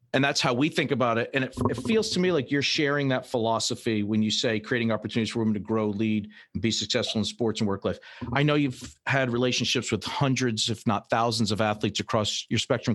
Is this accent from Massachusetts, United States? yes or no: yes; Fall River, Massachusetts, United States; when I was a little kid, I grew up in Fall River